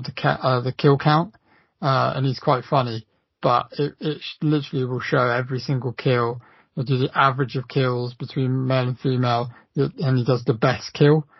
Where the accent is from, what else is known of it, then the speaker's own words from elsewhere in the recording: Australia; as an Aussie